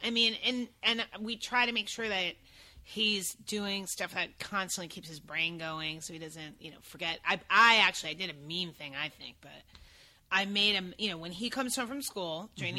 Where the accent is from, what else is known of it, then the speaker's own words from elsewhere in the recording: East Meadow, New York, United States; moved away as an adult; also born or lived in Brooklyn, New York; now in Los Angeles, United States; I was born in Brooklyn, but I'm not that cool. I was raised on Long Island.